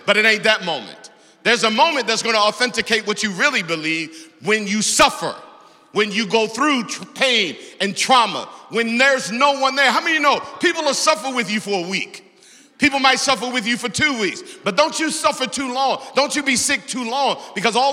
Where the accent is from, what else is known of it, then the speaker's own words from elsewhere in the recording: Baltimore, Maryland, United States; growing up in Baltimore, on the east side of Baltimore